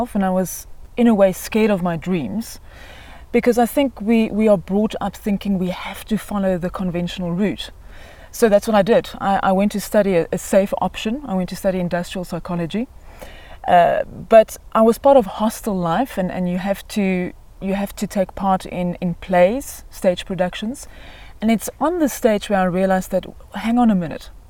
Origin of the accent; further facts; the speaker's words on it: Johannesburg, Gauteng, South Africa; I was born in Johannesburg. I grew up in Johannesburg.